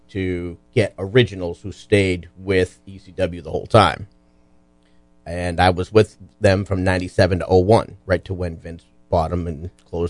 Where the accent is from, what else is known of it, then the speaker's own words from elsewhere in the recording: Lynn, Massachusetts, United States; I grew up in Lynn, Massachusetts.